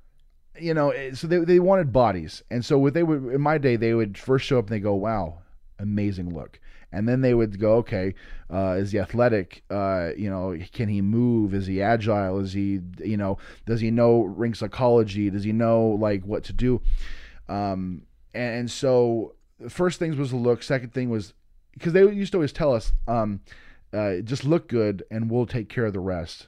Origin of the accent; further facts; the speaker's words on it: Boise, Idaho, United States; I'm from Boise, Idaho